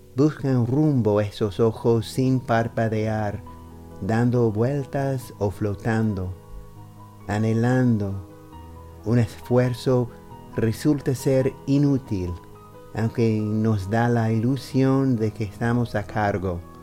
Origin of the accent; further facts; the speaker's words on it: New York, United States; Spanish is a second language; soy estadounidense de Nueva York. Empecé a recitar poesía como una forma de seguir practicando español